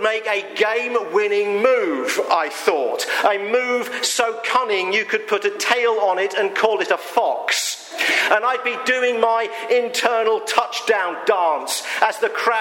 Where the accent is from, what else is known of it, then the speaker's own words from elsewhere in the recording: United Kingdom; I'm British